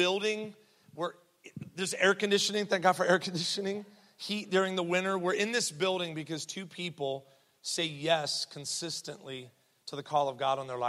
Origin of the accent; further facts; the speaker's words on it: Columbus, Ohio, United States; I was born here in Columbus, Mount Carmel East